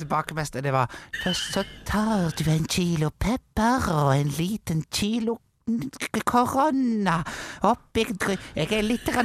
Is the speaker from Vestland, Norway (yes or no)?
yes; Jondal, Vestland, Norway; jeg er fra